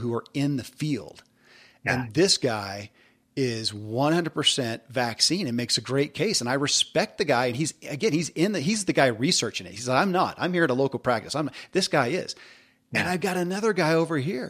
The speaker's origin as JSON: {"language": "English", "region": "the Bible Belt", "country": "United States", "said": "I come from the Bible Belt in a big way"}